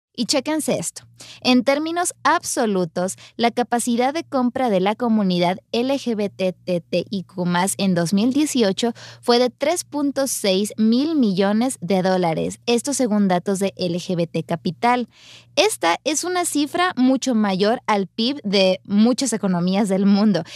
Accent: Sinaloa, Mexico; yo soy oriunda de Sinaloa

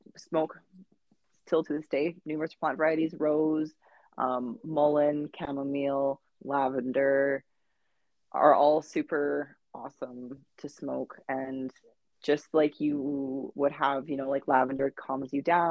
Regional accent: Canada; being Canadian

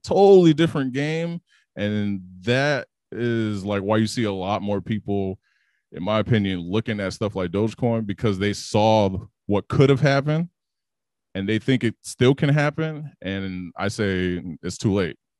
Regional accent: Chicago, Illinois, United States; growing up in Chicago

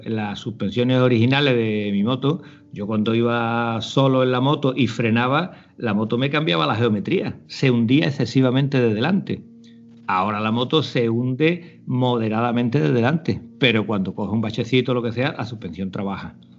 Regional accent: Almonte, Andalusia, Spain; de, Almonte, de Huerva

